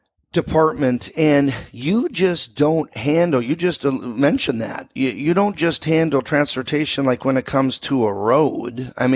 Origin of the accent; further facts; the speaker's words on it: Anchorage, Alaska, United States; I grew up in Muldoon in East Anchorage